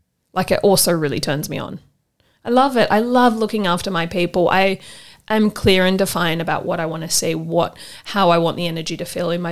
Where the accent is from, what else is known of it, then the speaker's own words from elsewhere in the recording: Sydney, New South Wales, Australia; I grew up on the North Shore